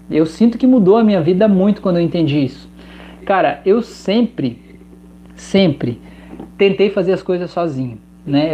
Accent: Santa Catarina, Brazil; sou de Santa Catarina

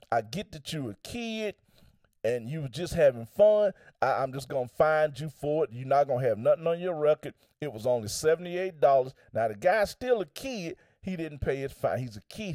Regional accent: United States

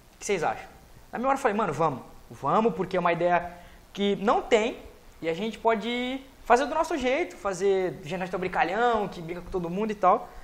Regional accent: Cubatão, São Paulo, Brazil; also born or lived in Santos; Nasci, nasci, nasci em Santos, mas sempre criado em Cubatão

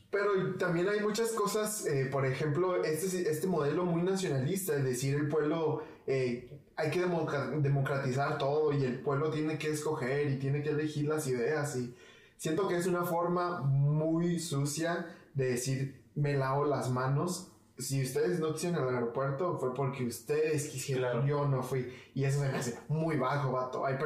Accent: Mexico; Me interesa más mantener, mantener una unión eh, como mexicanos.

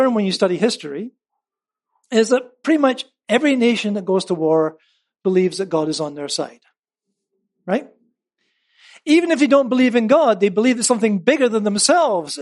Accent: United Kingdom; moved away; as a Brit

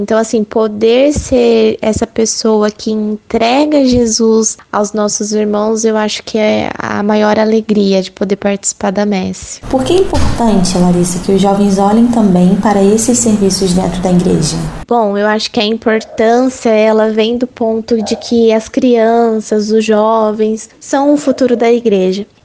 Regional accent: Agudos, São Paulo, Brazil; Eu tenho 23 anos e eu sou da cidade de Agudos, que fica no interior de São Paulo.

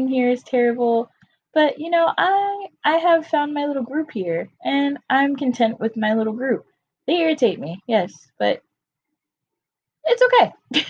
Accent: North Carolina, United States; now in Florida, United States; I'm from North Carolina, but I live in Florida now

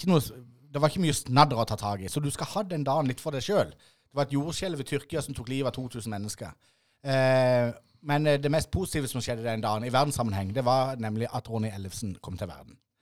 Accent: Norway; oppveksten på Ime

